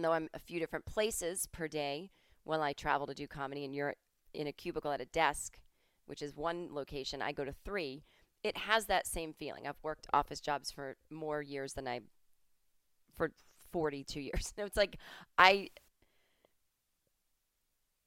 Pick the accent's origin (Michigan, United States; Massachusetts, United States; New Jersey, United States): Massachusetts, United States; I'm from Massachusetts.